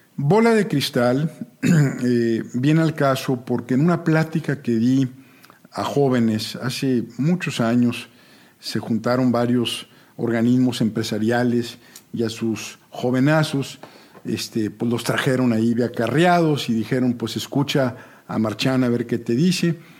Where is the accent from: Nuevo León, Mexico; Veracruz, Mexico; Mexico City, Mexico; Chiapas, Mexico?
Nuevo León, Mexico; Monterrey; yo nací en Monterrey, soy el mayor de una familia de comerciantes